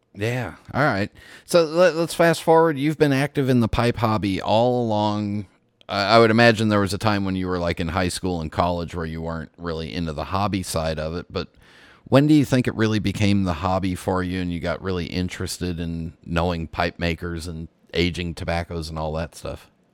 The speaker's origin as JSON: {"language": "English", "region": "West Coast", "country": "United States", "tie": "born or raised there", "moved": "yes", "said": "I'm south of you now, but I grew up on the West Coast"}